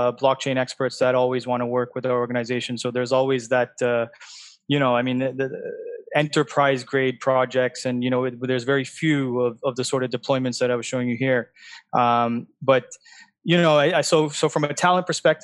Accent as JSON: {"language": "English", "country": "Canada", "moved": "yes", "lives_now": "Dubai, United Arab Emirates", "said": "I'm from Canada"}